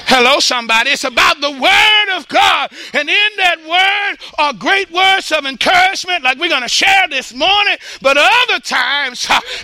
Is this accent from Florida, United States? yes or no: no; Dallas, Texas, United States; I was born in South Dallas